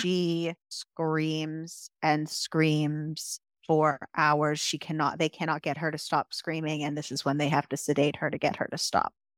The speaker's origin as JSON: {"language": "English", "country": "United States", "said": "as an American"}